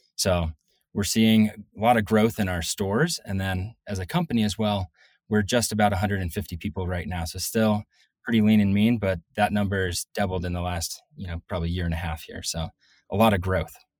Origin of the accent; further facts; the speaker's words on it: Northeast, United States; moved away as an adult; also born or lived in Colorado / Salt Lake City, Utah; I'm originally from the Northeast